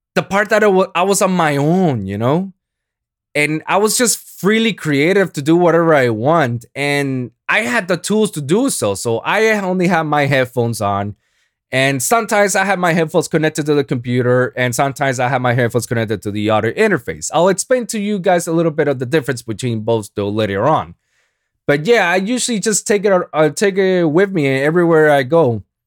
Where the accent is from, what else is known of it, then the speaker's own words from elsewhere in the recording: Puerto Rico; first language Spanish; English is a second language; I'm Boricua, man. I, I'm, I'm, Spanish is my first language